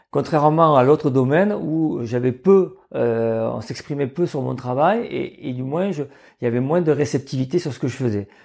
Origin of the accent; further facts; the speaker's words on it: Marseille, Provence-Alpes-Côte d'Azur, France; je suis originaire de, de Marseille. Donc, j'avais des parents qui étaient hôteliers-restaurateurs